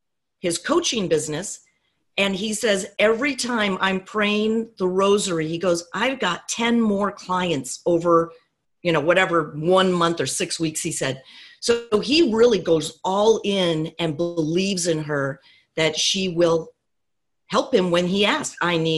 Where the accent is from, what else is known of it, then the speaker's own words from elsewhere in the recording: San Diego, California, United States; I'm from San Diego